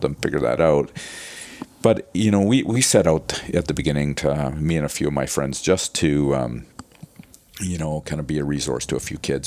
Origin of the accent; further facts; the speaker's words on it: Winnipeg, Manitoba, Canada; I grew up in Winnipeg